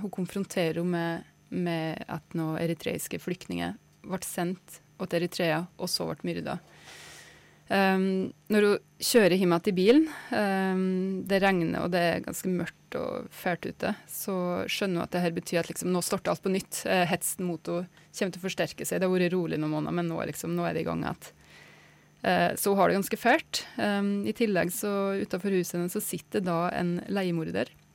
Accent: Kvam, Innlandet, Norway; Kvam der jeg er fra sjøl, i Innlandet, i Gudbrandsdalen

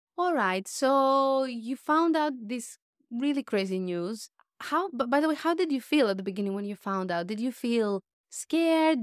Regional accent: Greece; growing up in Greece

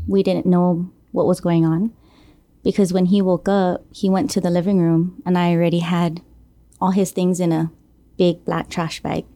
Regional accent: Guam; Born and raised here on Guam, um, from the village of Jonia

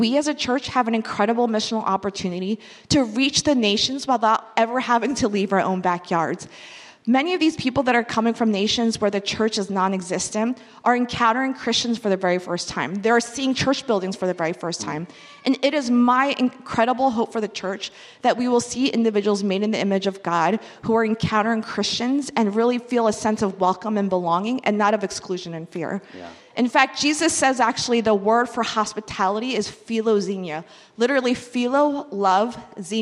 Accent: Philadelphia, Pennsylvania, United States; I was born and raised in Philadelphia

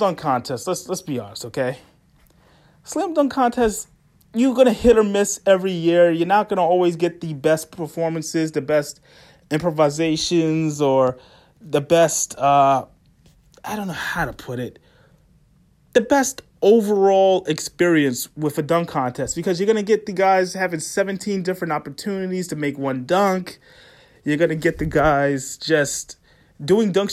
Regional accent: New York City, New York, United States; I'm from Brooklyn

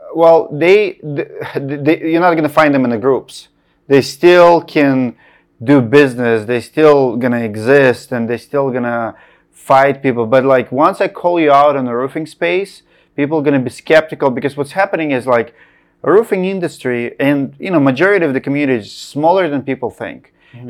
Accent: Russia; moved away; I'm from Russia

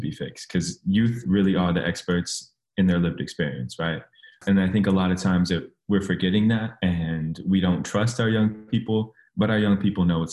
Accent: San Mateo, California, United States; moved away as an adult; now in Sacramento, United States; I grew up in the Bay Area

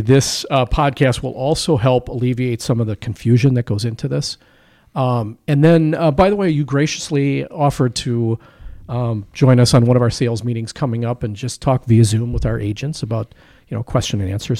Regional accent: Waukesha, Wisconsin, United States; also my hometown. So I grew up on the north side of Waukesha

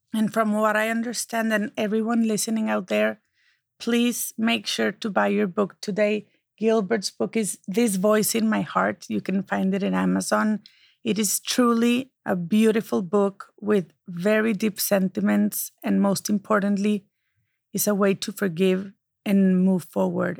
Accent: Mexico; now in United States; I can still be Mexican, and I can be a proud American.

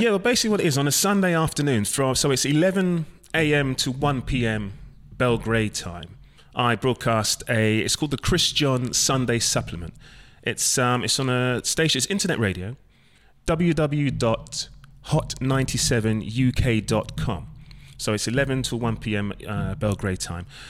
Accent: London, United Kingdom; where I was brought up in London, it's not too far from Watford

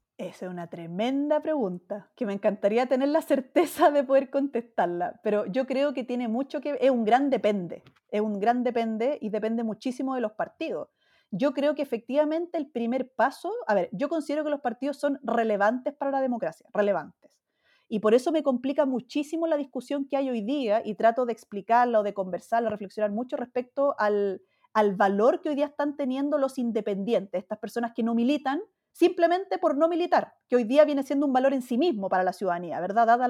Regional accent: Chile

